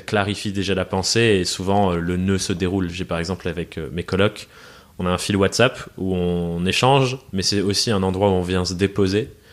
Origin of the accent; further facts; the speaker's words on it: France; also born or lived in England; Je suis, né en Angleterre. J'ai déménagé en France quand j'étais quand j'étais gosse.